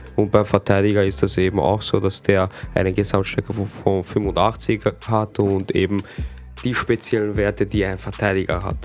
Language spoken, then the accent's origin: German; Austria; bei uns in Österreich